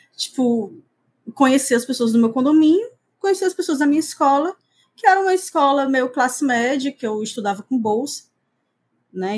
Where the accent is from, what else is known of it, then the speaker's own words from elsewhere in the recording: Fortaleza, Ceará, Brazil; eu sou de Fortaleza, nasci em Fortaleza, moro aqui até hoje